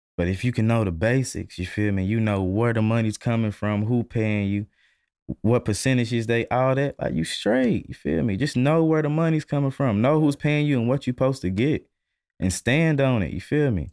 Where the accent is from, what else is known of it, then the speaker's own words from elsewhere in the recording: Louisville, Kentucky, United States; I'm from Louisville, Kentucky